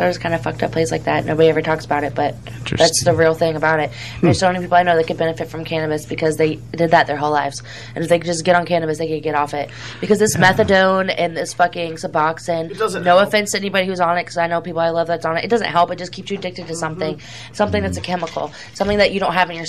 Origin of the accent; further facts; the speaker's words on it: Sarasota, Venice, Bradenton area, Florida, United States; Growing up in Sarasota, Venice, Bradenton area